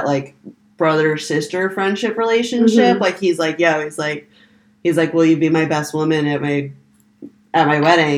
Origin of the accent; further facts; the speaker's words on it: Florida, United States; I grew up in Florida.